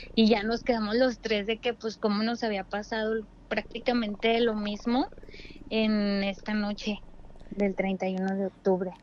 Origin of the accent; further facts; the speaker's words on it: Torreón, Coahuila, Mexico; now in Mexico City, Mexico; vivo aquí en la Ciudad de México, pero este soy de Torreón, Coahuila.